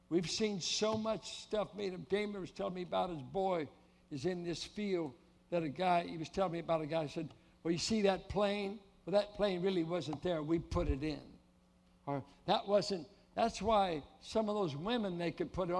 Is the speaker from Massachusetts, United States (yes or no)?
no; Oakland, California, United States; moved away; my hometown's going up in smoke. Oakland